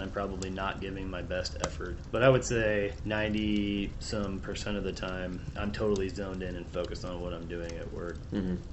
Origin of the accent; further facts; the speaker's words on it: Peoria, Illinois, United States; moved away as an adult; also born or lived in DeKalb, Illinois / Naperville, Illinois / Idaho; now in Portland, United States; I grew up in Illinois. I was uh, born in a town called DeKalb, which is about an hour outside of Chicago, and I lived there until I was three, and then we moved to one of the suburbs called Naperville, and uh, after that, we moved to central Illinois to Peoria, which is where I did most of my growing up